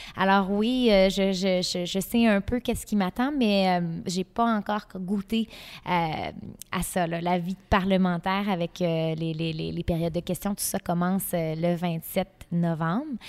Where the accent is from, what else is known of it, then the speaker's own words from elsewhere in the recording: Gaspé, Quebec, Canada; On est chez moi, dans ma ville natale